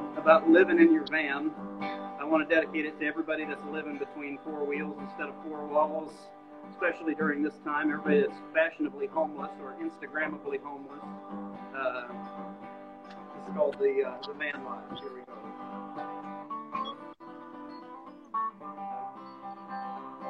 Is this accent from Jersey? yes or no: no; Kansas, United States; moved away; also born or lived in Arkansas; the suburbs that I grew up in Kansas